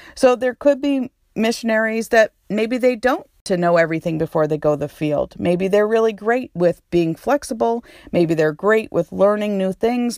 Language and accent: English; New Hampshire, United States; moved away as an adult; also born or lived in New York / Texas / Connecticut; now in Honduras; So I was born and raised in New Hampshire, but I lived in New York. I lived in Texas. I lived in Connecticut.